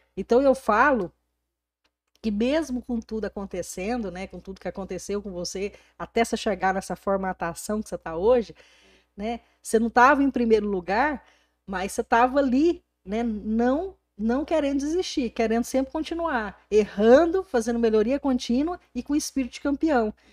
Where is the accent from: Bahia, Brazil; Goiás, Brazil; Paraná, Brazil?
Goiás, Brazil; Porangatu; moved away; eu saí de Porangatu há 22 anos atrás, essa aqui é a minha cidade natal